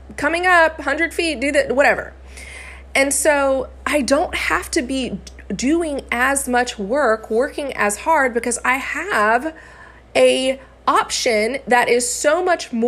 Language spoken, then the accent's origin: English; Florida, United States; also born or lived in Arkansas; I am from Florida and I went to school in Arkansas.